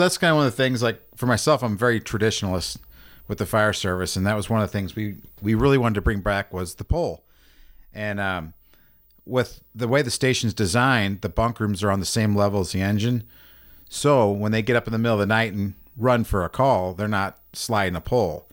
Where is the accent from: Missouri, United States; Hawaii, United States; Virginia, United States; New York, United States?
Missouri, United States; North County; I grew up in North County